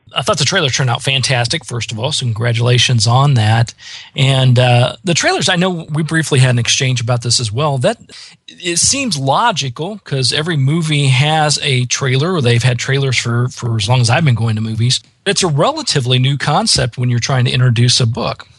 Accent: Midwest, United States; I grew up in the Midwest

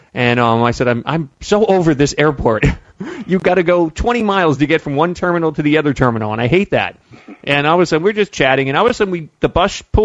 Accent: Pennsylvania, United States; moved away; to Pennsylvania to see my family

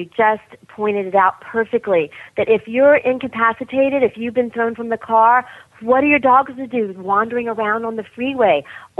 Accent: the South, United States; I grew up in the South

